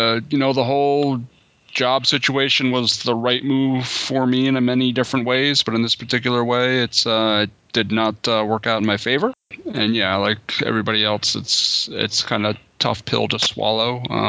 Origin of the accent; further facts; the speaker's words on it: Canada; I'm Canadian.